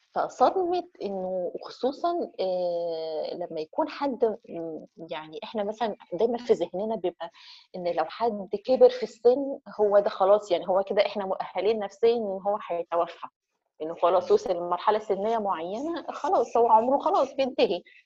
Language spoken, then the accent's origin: Arabic; Egypt; احنا كمصريين